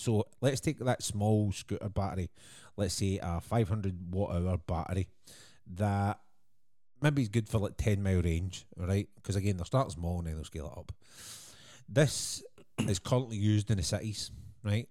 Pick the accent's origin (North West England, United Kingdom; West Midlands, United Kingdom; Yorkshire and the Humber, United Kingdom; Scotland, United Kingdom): Scotland, United Kingdom; being Scottish